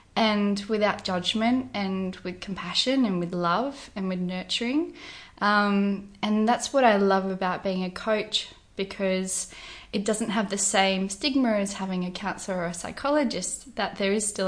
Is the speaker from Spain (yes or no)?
no; Albany, Western Australia, Australia; It was a beautiful place to grow up. I was always near the water. So growing up down at Middleton Beach with surf club